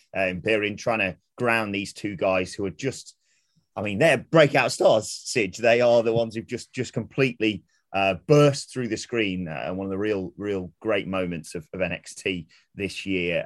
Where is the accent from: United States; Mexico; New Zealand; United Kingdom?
United Kingdom; Derbyshire, East Midlands; I'm from Derbyshire, it's close to Yorkshire